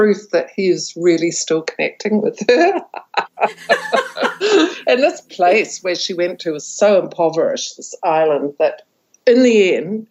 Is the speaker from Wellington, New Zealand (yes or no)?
no; Taranaki, New Zealand; I'm actually from Taranaki